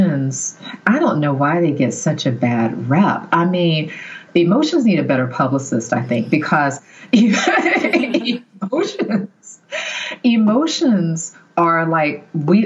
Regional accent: the South, United States; I grew up in the South

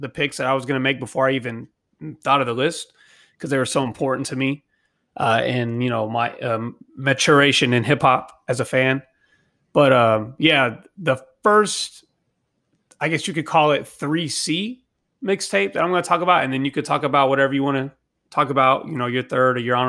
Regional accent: Dallas, Texas, United States; I'm from Texas

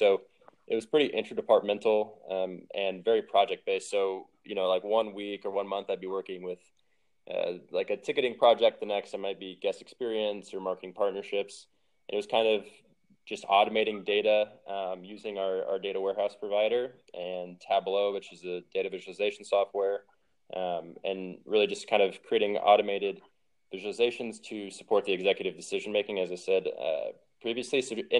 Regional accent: Missouri, United States; also born or lived in Ohio / Detroit; now in Phoenix, United States; who knew I was ever going to be in Phoenix growing up in the Midwest, but no complaints anymore.

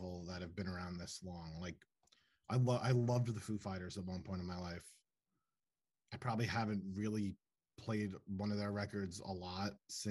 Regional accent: New Jersey, United States; I am from New Jersey

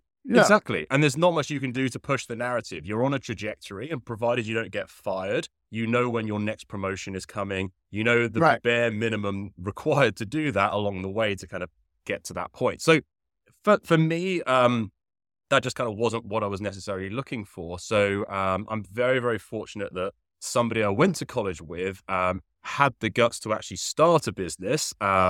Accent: Henley, South East England, United Kingdom; If you cannot tell from the accent, originally I'm from the United Kingdom. I grew up near a very small town called Henley, which there's absolutely no reason you should know where Henley is. It's about 30 to 40 minutes west of London.

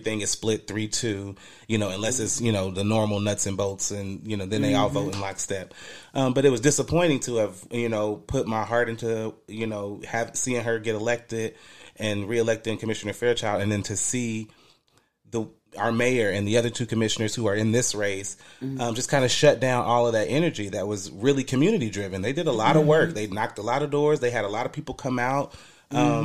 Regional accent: Dayton, Ohio, United States; also born or lived in Trotwood, Ohio; so I'm from Trotwood, technically. I grew up in Townview.

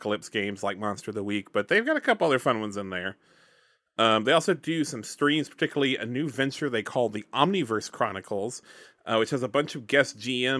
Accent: Alabama, United States; I'm from Alabama

